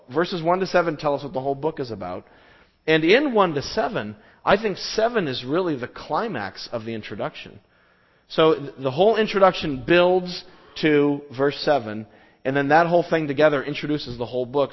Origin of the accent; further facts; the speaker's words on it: Southwest, United States; we grew up in the Southwest